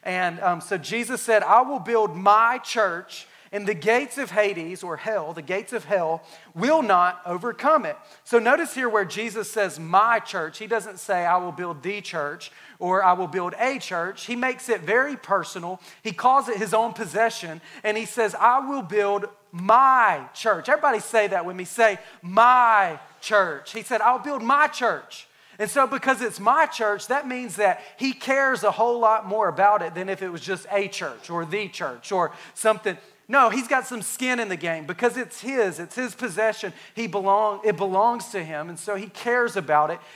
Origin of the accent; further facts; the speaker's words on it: Alabama, United States; moved away; I'm from Alabama